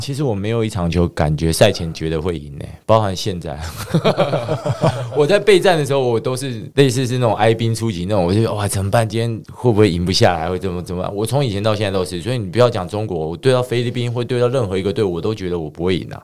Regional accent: Taiwan; 大家都知道我是台湾来的，然后中华队教练

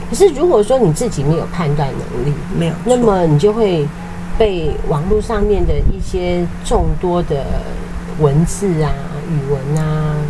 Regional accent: Taiwan; 我们台湾人竟然。

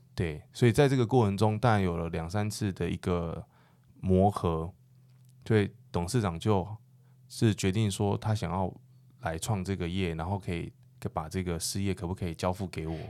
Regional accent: Penghu County, Taiwan; born or raised there

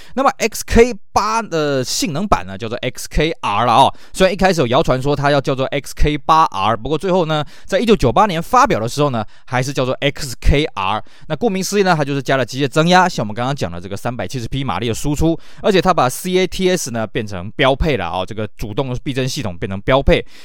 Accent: Taiwan; 以我们台湾这边的市场来讲呢

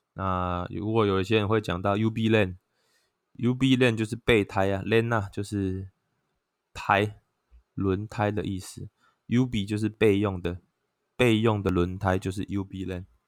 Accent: Taiwan; first language Taiwanese Hokkien; Chinese is a second language; also born or lived in Zhongli, Taoyuan; 小时候呢，我，我们在家都是讲台语的

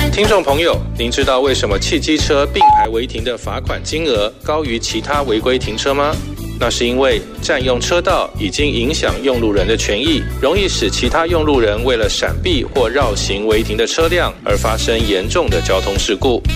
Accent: Kaohsiung, Taiwan; 很多我们高雄人也不知道

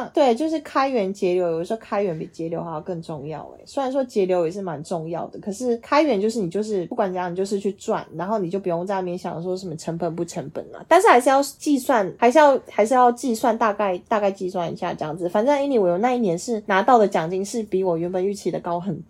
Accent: Taiwan; moved away as an adult; also born or lived in Shanghai; 只有我一个台湾人那种。

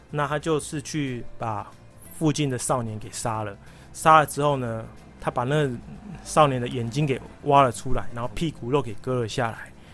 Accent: Taiwan; 我们台湾人

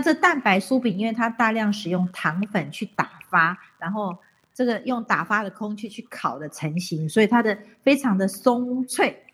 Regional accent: Taiwan; 因为我们台湾人跟日本人的关系

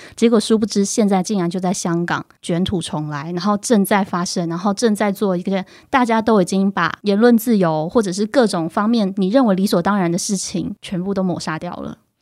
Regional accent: Taiwan; 就我们自己台湾人的角度 我们台湾人自己其实也会做这件事的

